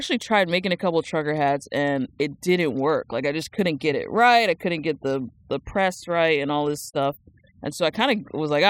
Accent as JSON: {"language": "English", "region": "New Jersey", "country": "United States", "tie": "born or raised there", "said": "Born and raised. Okay. Like, went there, like, born there, went to, like, all school there, even went to college there."}